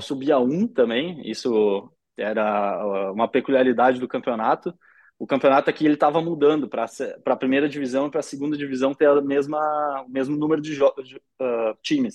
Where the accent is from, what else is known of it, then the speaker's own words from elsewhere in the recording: Brazil; now in Belgium; como brasileiro